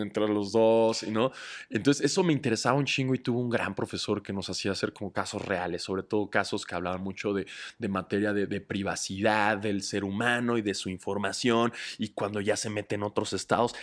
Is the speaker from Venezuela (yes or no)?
no; Mexico